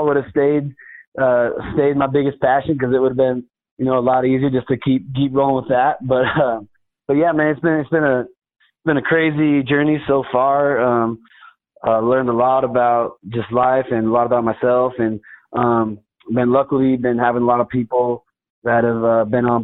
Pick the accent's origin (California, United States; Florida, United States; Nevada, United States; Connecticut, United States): Nevada, United States; Winnemucca; the support that was behind me from my hometown and Northern Nevada in general